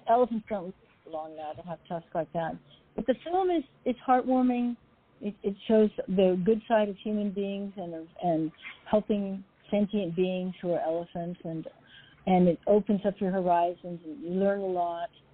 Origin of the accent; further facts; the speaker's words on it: Alaska, United States; also born or lived in Los Angeles; now in Seattle, United States; I grew up in Alaska.